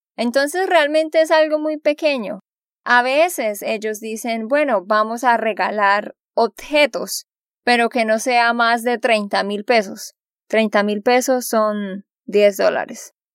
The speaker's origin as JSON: {"language": "Spanish", "region": "Santander", "country": "Colombia", "said": "de Santander, Colombia"}